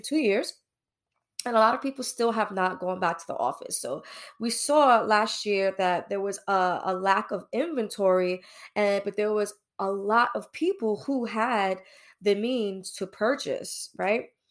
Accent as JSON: {"language": "English", "town": "New York City", "region": "New York", "country": "United States", "tie": "born or raised there", "moved": "yes", "lives_now": "New Jersey, United States", "said": "locally based in New Jersey, born and raised in New York, East New York, Brooklyn"}